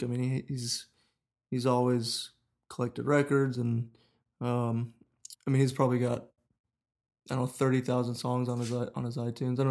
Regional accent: Lutz, Florida, United States; accent: southern; I grew up in Lutz.

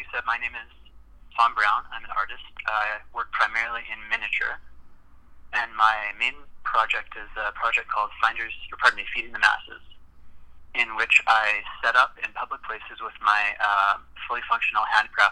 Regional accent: Regina, Saskatchewan, Canada; moved away as an adult; also born or lived in Calgary, Alberta; I was born and raised in Regina, Saskatchewan, and moved to Calgary, Alberta, to attend university

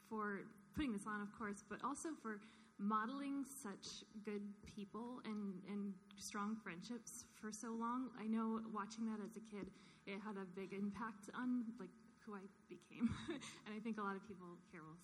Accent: Arcadia, California, United States; Um, I'm from Arcadia.

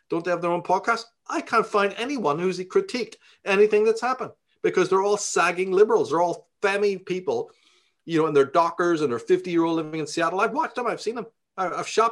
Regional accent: Ireland; now in United States; we grew up in Ireland

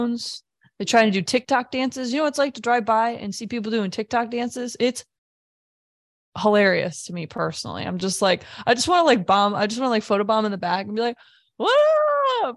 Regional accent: Midwest, United States; moved away as an adult; now in Washington, D.C. area, United States; being a Midwesterner

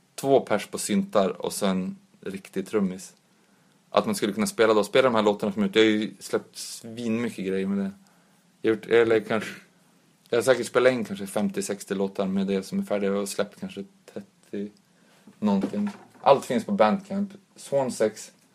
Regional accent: Umeå, Västerbotten County, Sweden; de jag växte upp med också i Umeå

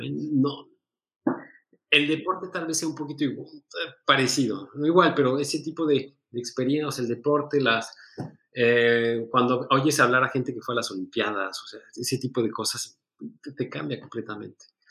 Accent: Mexico; now in Switzerland; en un conservatorio en Suiza como mexicano, porque tenía el pasaporte mexicano en ese momento

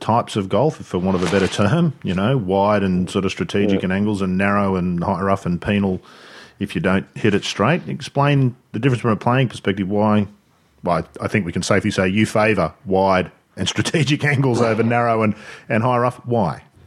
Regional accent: Sydney, New South Wales, Australia; moved away; growing up in Sydney

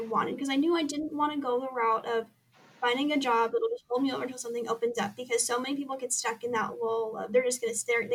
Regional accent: Southern California, United States; moved away as an adult; now in Lewiston, Idaho, United States; I was born and raised in Southern California

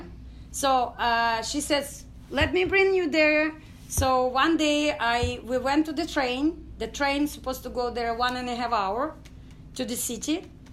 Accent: Ukraine; English is a second language; moved away as an adult; now in Houston, United States; I was born in Ukraine, a village, Dachnaya

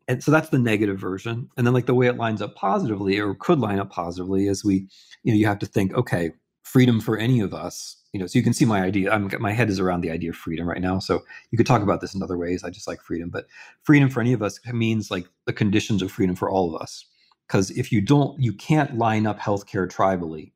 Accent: United States; I'm an American and I'm a historian, but I'm not an American historian

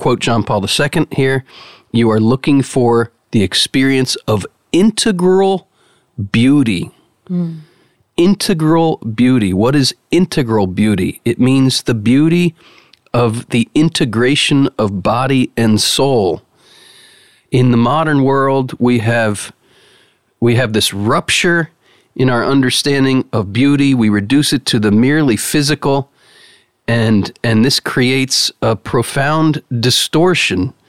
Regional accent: United States; you're struck as an American

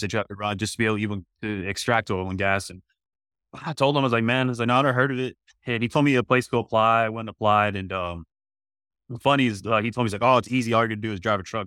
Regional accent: Midland, Texas, United States; I'm actually born and raised in Midland, Texas

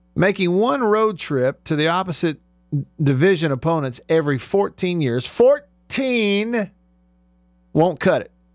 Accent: Russellville, Alabama, United States; Grew up in that small town, Russellville, Alabama.

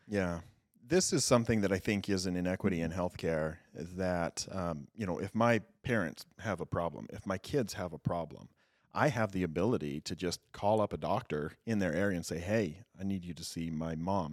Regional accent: Southeast Idaho, United States; moved away as an adult; I am an Idaho native. I grew up in Southeast Idaho.

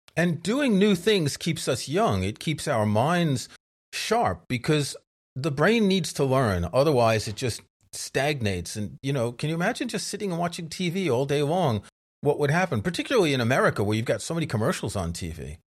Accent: New York, United States; when I was growing up in New York, most of my friends were Jewish

